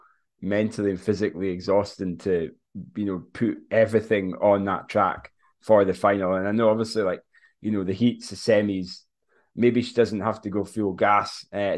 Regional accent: Scotland, United Kingdom

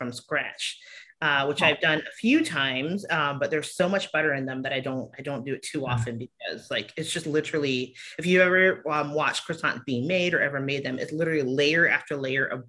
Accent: Savannah, Georgia, United States; moved away as an adult; also born or lived in Milwaukee, Wisconsin / Chicago / St. Louis; I was born and raised in Savannah, Georgia

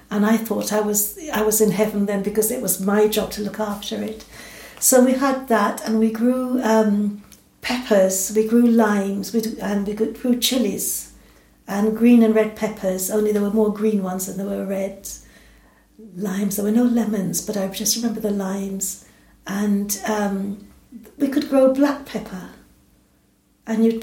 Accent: England, United Kingdom; also born or lived in Jamaica; now in Scotland, United Kingdom; And um, I was brought up in England, and um, so, but I still feel there's a bit of the Jamaican in me and I've been in Britain now since I was 10 years old.

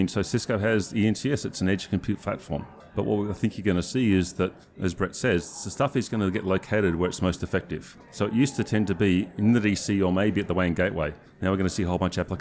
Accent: Australia; I come from Australia

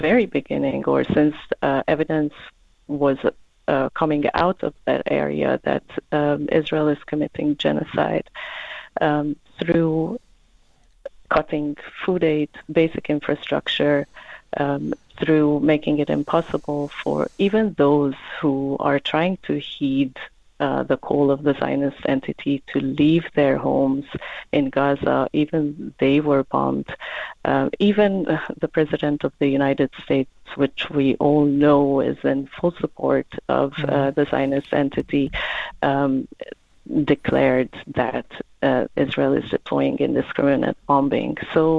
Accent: South Africa; So I think it's been very important for us as the South African Jews for a Free Palestine

